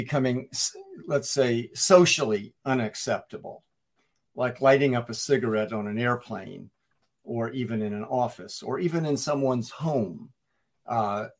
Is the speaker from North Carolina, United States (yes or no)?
yes; North Carolina, United States; growing up in North Carolina, where the tobacco industry is so powerful and so prevalent back then